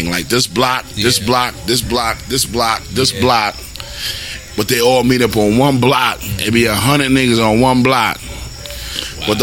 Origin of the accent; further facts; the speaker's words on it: Brooklyn, New York, United States; I was from I came from Brooklyn mm-hmm. to come out here. I'm thinking it's just soft out here.